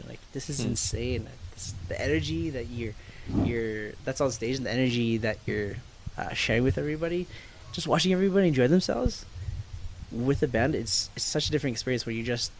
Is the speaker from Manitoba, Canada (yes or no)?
yes; Winnipeg, Manitoba, Canada; now in Calgary, Canada; I'm from Peg City, Winnipeg.